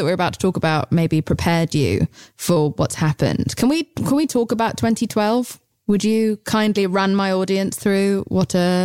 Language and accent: English; England, United Kingdom; I'm English